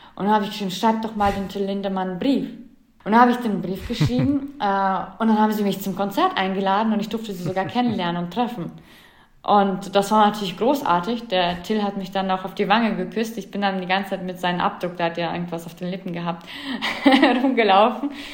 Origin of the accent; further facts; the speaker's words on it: Germany; bei uns in Deutschland oder Europa